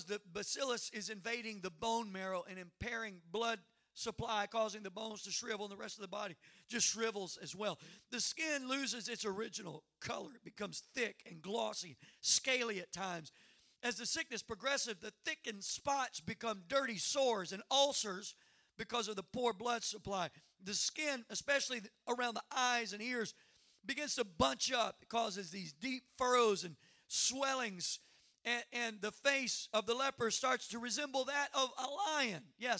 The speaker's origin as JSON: {"language": "English", "area": "Cajun", "region": "Louisiana", "country": "United States", "said": "I'm a Cajun redneck."}